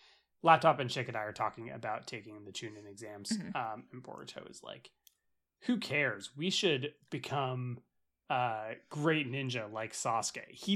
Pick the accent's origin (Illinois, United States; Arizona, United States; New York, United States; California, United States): California, United States; Los Angeles; like so funny growing up in Los Angeles and there being a fucking blimp everywhere.